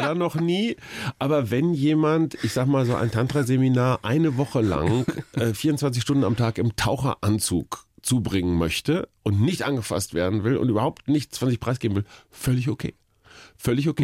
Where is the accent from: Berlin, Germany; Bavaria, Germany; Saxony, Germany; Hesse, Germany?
Berlin, Germany; bei uns in Berlin